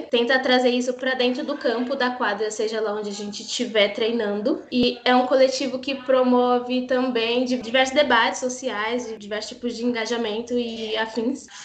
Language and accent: Portuguese; São Paulo, Brazil; Eu nasci e cresci aqui em Parelheiros, né, na região. Só não nasci aqui porque eu tive que me locomover lá pra maternidade Interlagos, porque aqui não tem, né? Eu tenho 21 anos